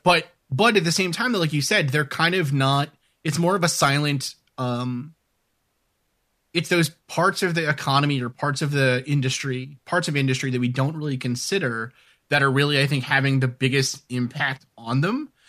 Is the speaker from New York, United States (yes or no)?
yes; New York City, New York, United States; moved away as an adult; also born or lived in New Hampshire / Little Canada, Minnesota; growing up in New York City